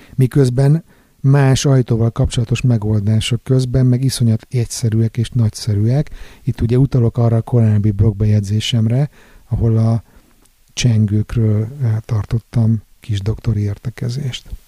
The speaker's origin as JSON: {"language": "Hungarian", "region": "Budapest", "country": "Hungary", "tie": "born or raised there", "moved": "as an adult", "lives_now": "Sweden", "said": "A szeretett szülővárosom egyébként világszínvonalú bulinegyedé alakult az utóbbi időben"}